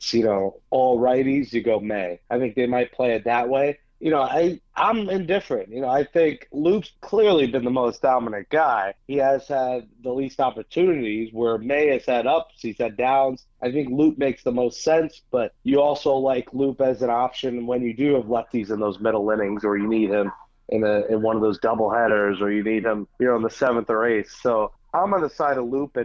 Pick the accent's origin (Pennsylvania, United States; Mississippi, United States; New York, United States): New York, United States; New York City; Being a New Yorker, Queens guy